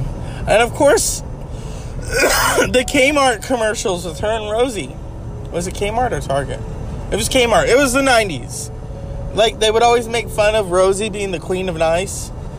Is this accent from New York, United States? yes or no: yes; New York, United States; accent: New York; I'm from New York. And, you know, when you got an accent like this